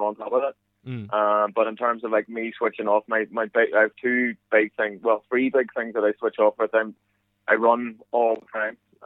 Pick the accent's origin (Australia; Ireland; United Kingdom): Ireland; accent: Irish; moved away as an adult; now in United States; as you can tell through my accent, it hasn't changed much